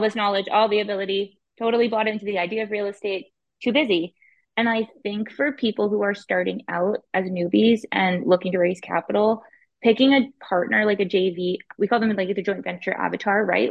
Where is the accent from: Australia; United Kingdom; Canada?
Canada; Ottawa, Ontario; I'm born and raised in Ottawa, Ontario.